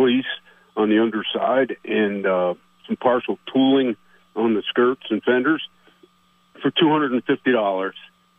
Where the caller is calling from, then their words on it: Plattsburgh, New York, United States; This is … over in Plattsburgh.